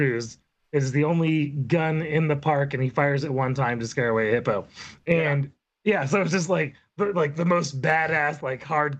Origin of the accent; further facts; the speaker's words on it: Southern California, United States; I grew up in Southern California.